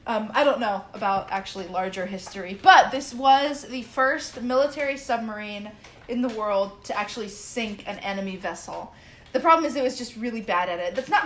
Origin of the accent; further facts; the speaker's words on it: Nashville, Tennessee, United States; Tell me more. Fucking Nashville.